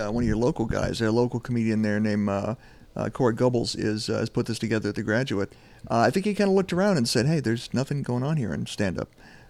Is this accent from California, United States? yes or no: yes; Sacramento, California, United States; I don't have to tell people anymore I'm from Sacramento. Now I can say I'm from Anaheim.